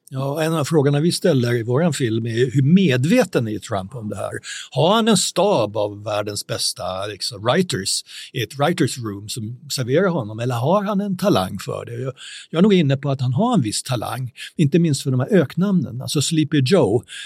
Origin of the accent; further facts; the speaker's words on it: Sweden; som svenskar